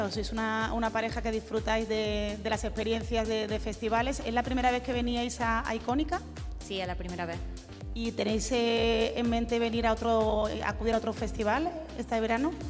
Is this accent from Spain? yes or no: yes; Málaga, Andalusia, Spain; yo soy de Málaga